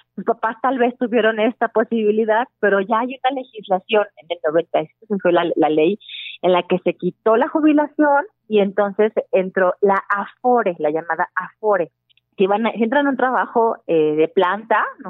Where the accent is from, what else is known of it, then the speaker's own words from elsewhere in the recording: Guadalajara, Jalisco, Mexico; moved away; yo soy de Guadalajara